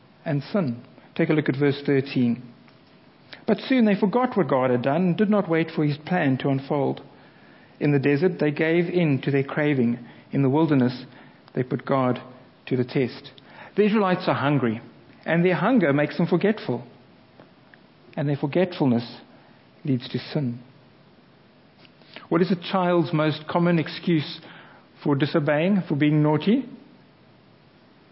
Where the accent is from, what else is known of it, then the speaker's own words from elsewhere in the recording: South Africa; now in England; as a South African